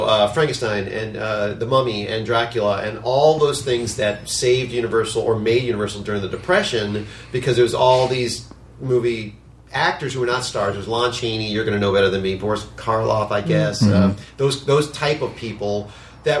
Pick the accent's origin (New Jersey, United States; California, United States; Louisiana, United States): Louisiana, United States; New Orleans; I'm from New Orleans, so I went to school at UNO